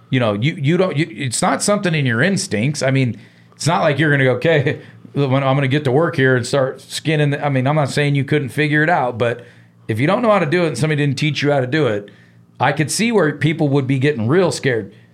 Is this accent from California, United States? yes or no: yes; San Francisco, California, United States; now in Billings, United States; I grew up in San Francisco, California. I moved to, you know, Billings, Montana, and I want to go hunting.